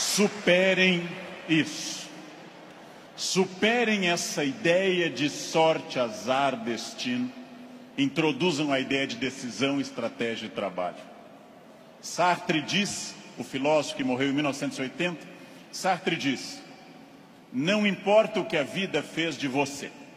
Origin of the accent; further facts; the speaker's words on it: Rio Grande do Sul, Brazil; Rio Grande do Sul, onde eu nasci